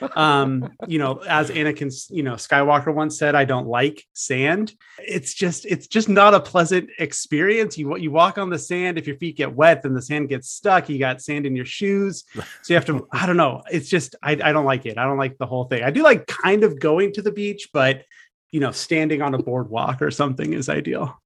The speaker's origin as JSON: {"language": "English", "area": "San Francisco Bay Area", "region": "California", "country": "United States", "tie": "born or raised there", "said": "I'm out here in the San Francisco Bay Area. I grew up in California around these parts"}